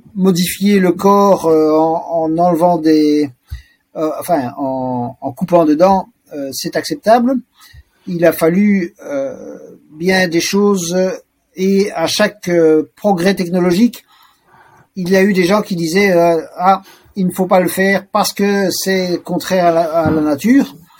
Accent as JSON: {"language": "French", "town": "Brussels", "region": "Brussels-Capital Region", "country": "Belgium", "tie": "born or raised there", "said": "Je suis né donc à Bruxelles en 1962. J'y ai toujours euh, vécu"}